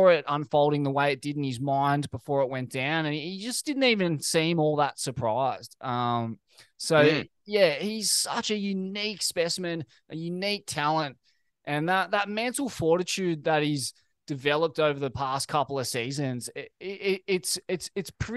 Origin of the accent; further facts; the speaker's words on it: Australia; as an Australian